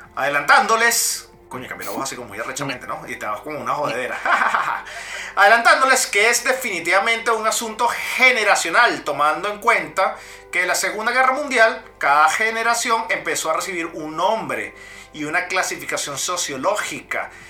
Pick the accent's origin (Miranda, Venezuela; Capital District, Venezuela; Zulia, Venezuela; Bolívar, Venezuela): Capital District, Venezuela; Caracas; yo nací en Caracas, yo nací en Caracas, en La Vega